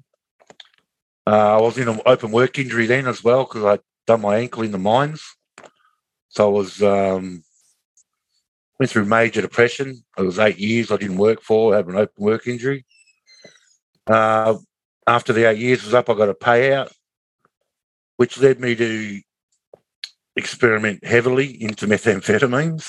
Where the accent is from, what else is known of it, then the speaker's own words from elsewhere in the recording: Kalgoorlie, Western Australia, Australia; also born or lived in Katanning, Western Australia; now in Bunbury, Australia; Went to Kalgoorlie when I was about a year and a half old. Stayed in Kalgoorlie to 1999